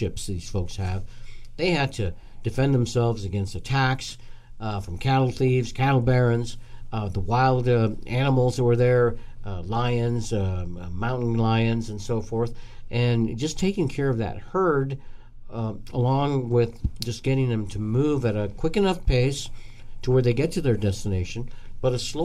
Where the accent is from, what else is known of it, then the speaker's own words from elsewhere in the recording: Brush, Colorado, United States; now in Northern Nevada, United States; My hometown is a small town in Colorado, and on the 4th of July, they always have the rodeo for the city. It's called the Brush Rodeo